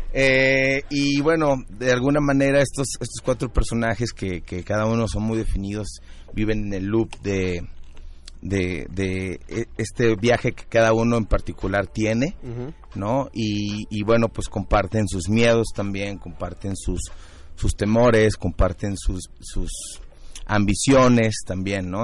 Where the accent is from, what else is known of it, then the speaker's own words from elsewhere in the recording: Guadalajara, Jalisco, Mexico; now in Mexico City, Mexico; todos los integrantes de, la obra somos de Guadalajara. Ah y, todos radicamos acá en, ah, la Ciudad de México